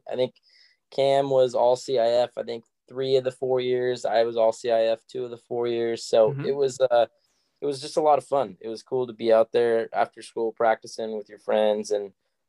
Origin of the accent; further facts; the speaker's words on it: San Diego, California, United States; I grew up here in San Diego